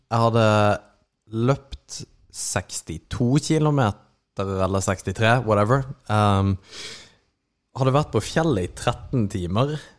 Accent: Kristiansand, Agder, Norway; moved away; Jeg er da tilflytteren fra Kristiansand

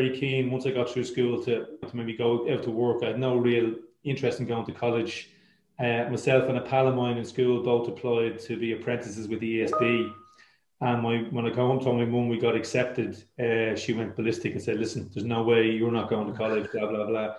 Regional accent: Dublin, Leinster, Ireland; I grew up in Artane

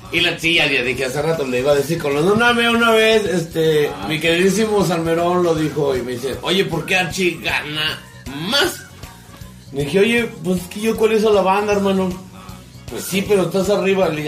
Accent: Ciudad Manuel Doblado, Guanajuato, Mexico; también somos de Ciudad Manuel Doblado, claro que sí, Muni, pues.

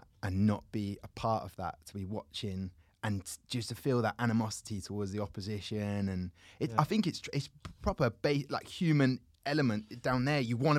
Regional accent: England, United Kingdom; But the kind of tribalism of it, me being English, therefore, I must be from Leeds.

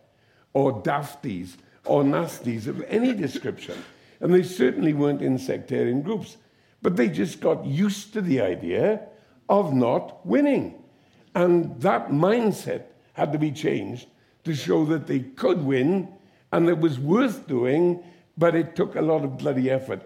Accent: the Valleys, Wales, United Kingdom; you're from the valley

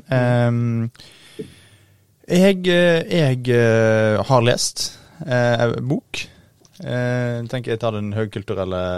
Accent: Årvoll, Oslo, Norway; jeg kommer fra Årvoll. Eh, og han skriver i flere av bøkene sine om oppveksten der.

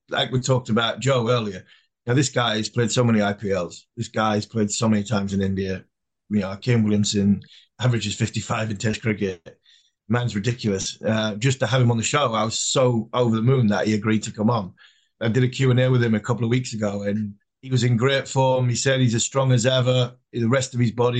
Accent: England, United Kingdom; we're English

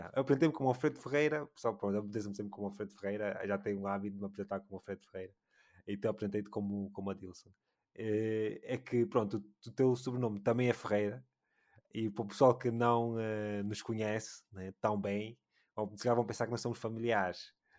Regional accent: Luanda, Luanda Province, Angola; eu sou de Luanda

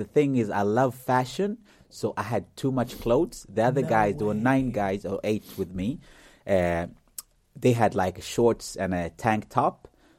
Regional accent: Uganda; born there; He's from Africa. I was born in Uganda and he's also from Africa.

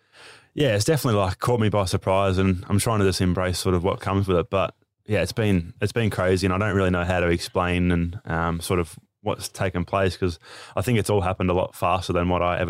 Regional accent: Moama, New South Wales, Australia; also born or lived in Echuca; No, I'm a Mima boy, so that's New South Wales side

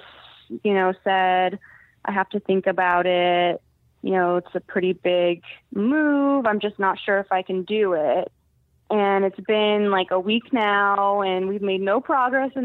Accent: San Diego, California, United States; moved away as an adult; I'm from the West Coast, and that's where all my family and friends are

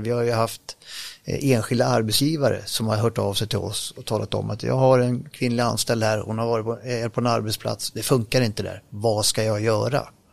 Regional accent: Grimsås, Västra Götaland, Sweden; accent: västgötska; jag kan lite västgötska också för den delen, men, men eh, eftersom jag är född i Grimsås

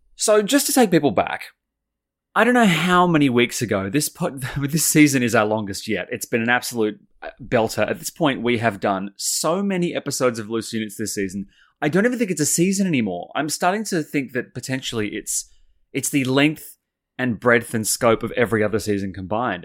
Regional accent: Sydney, New South Wales, Australia; growing up in Sydney

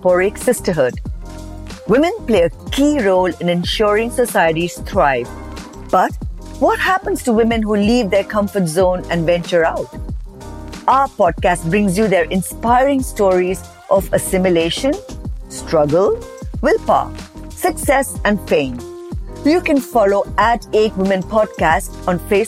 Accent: India; moved away as an adult; Growing up in India

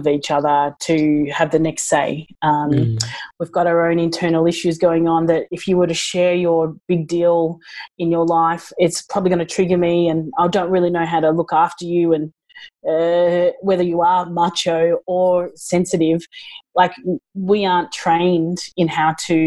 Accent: Australia; I'm such an Aussie

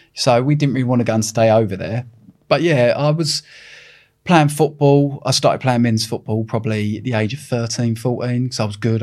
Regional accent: Epping, East of England, United Kingdom; I'm from a little town in Epping, and, uh, we didn't have no money

